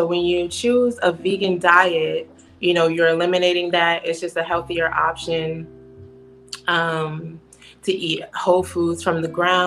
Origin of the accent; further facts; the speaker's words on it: Washington, District of Columbia, United States; moved away as an adult; now in Atlanta, United States; I'm from Washington, D.C.